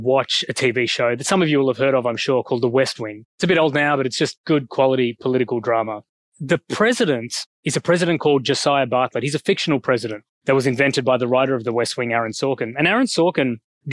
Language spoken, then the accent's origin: English; Australia; accent: Australian; moved away as an adult; also born or lived in Sri Lanka / Oxford, United Kingdom / Singapore; now in Sydney, Australia; I get my skin color from Sri Lanka, my accent from Australia